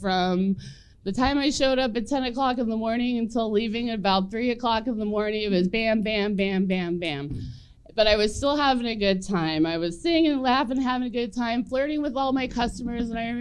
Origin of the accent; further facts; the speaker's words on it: Junction City, Kansas, United States; moved away as an adult; also born or lived in Denver, Colorado; I grew up in Junction City, Kansas, seconds outside of Fort Riley, Kansas